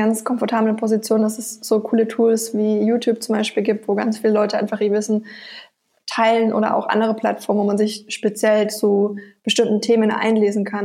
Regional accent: Nuremberg, Bavaria, Germany; Ich komme ursprünglich aus Bayern, aus Nürnberg, wo auch unser Firmensitz ist

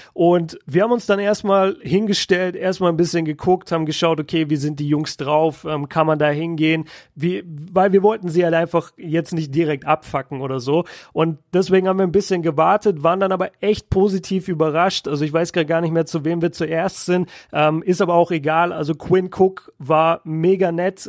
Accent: Germany; aus Deutschland

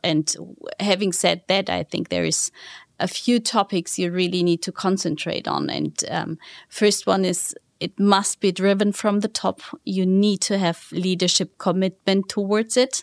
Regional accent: Southern Germany, Germany; moved away; it all started back in the southern part of Germany, to be honest with you. It was a smaller town in the southern part of Germany.

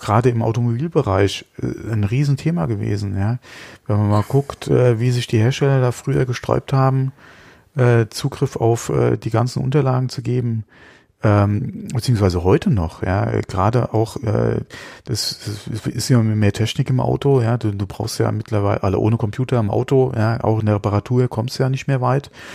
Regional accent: Germany; bei uns in Deutschland

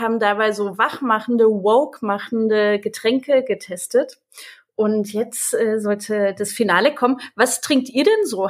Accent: Dresden, Saxony, Germany; ich bin aus Dresden, ich bin aus Ostdeutschland

